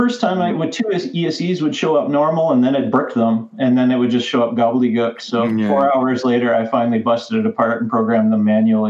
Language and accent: English; Canada; I am Canadian.